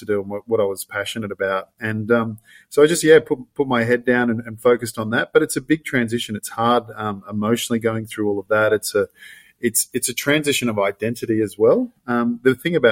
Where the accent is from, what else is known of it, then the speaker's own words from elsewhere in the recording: Gold Coast, Queensland, Australia; I grew up on the Gold Coast